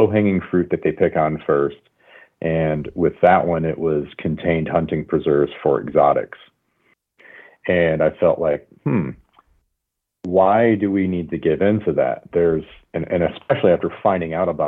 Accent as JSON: {"language": "English", "region": "Michigan", "country": "United States", "tie": "born or raised there", "moved": "yes", "lives_now": "California, United States", "said": "I grew up in Michigan, and I thought everybody hunted"}